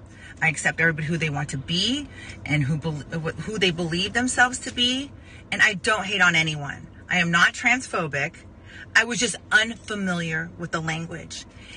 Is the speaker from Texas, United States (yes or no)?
no; Arizona, United States; I grew up in Arizona with people that were born a boy and a girl, and maybe a hermaphrodite here and there.